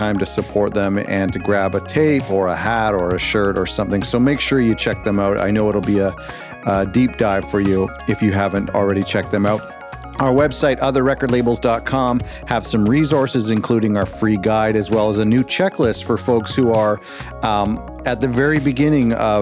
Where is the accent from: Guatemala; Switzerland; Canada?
Canada; I'm Canadian and I say Zed